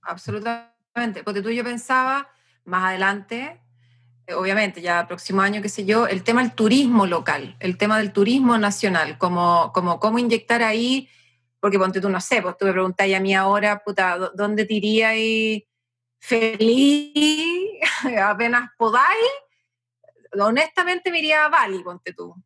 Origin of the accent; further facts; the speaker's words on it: Chile; yo no soy rusa, pues bueno soy, soy, soy bien chilena